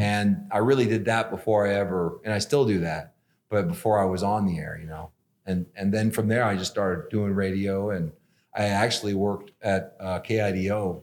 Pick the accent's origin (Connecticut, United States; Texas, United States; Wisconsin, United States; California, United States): California, United States; Los Angeles; moved away as an adult; now in Boise, United States; I was, uh, born and raised in Los Angeles and different parts of it